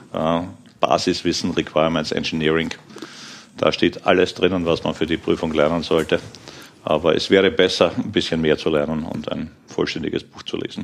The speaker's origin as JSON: {"language": "German", "town": "Krems", "region": "Lower Austria", "country": "Austria", "tie": "born or raised there", "also_born_or_lived": "Vienna, Austria / Aachen, Germany", "moved": "as an adult", "lives_now": "Germany", "said": "Ich bin gebürtiger Österreicher, in Krems in die Schule gegangen, in Wien Informatik studiert, aber danach sofort ausgewandert ja, nach Aachen"}